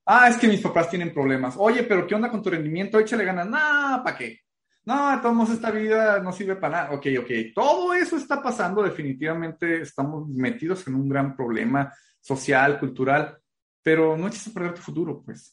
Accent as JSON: {"language": "Spanish", "town": "Guadalajara", "region": "Jalisco", "country": "Mexico", "also_born_or_lived": "Tepic", "moved": "yes", "lives_now": "Tijuana, Mexico", "said": "yo vengo corriendo de Guadalajara y que algún tiempo viví en Tepic"}